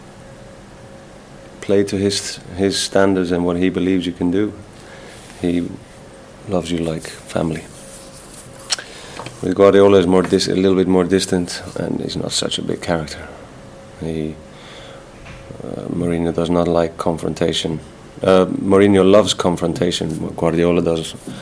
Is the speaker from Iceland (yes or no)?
yes; Iceland; English is a second language; moved away; also born or lived in Spain / England; we grew up in Iceland, speaking English, watching English football